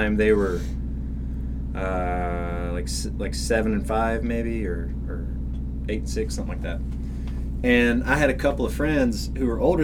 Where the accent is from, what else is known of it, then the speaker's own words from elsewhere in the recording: West Texas, United States; moved away; growing up where I grew up in West Texas